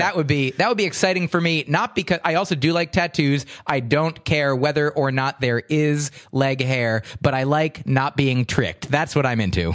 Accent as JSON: {"language": "English", "region": "New Jersey", "country": "United States", "tie": "born or raised there", "also_born_or_lived": "Livingston, New Jersey", "said": "a straight white American American male growing up in New Jersey in the suburbs."}